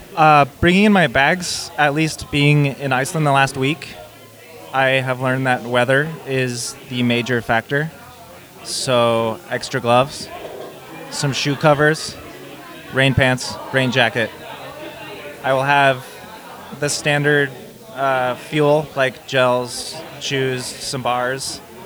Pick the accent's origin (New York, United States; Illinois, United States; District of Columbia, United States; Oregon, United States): Oregon, United States; Bend; I am from Bend, Oregon.